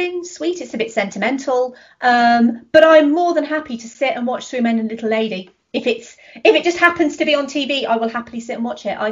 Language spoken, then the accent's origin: English; United Kingdom; I'm British. American people like the accent.